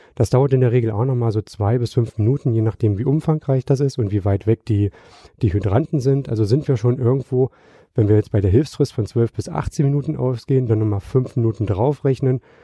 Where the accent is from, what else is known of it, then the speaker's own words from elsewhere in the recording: Magdeburg, Saxony-Anhalt, Germany; moved away; also born or lived in Hamburg; meine Heimatstadt, das wäre Magdeburg